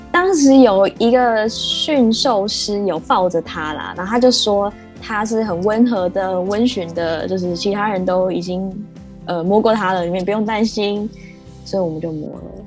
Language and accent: Chinese; Taipei, Taiwan; 因为我自己是在台北市出生长大的，所以我就习惯住在都市丛林里面